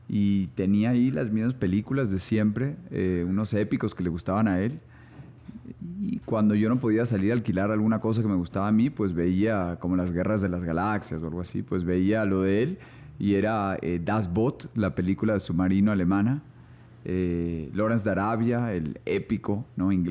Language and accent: Spanish; São Paulo, Brazil; born there; mi papá era economista y yo nací allá en Sao Paulo.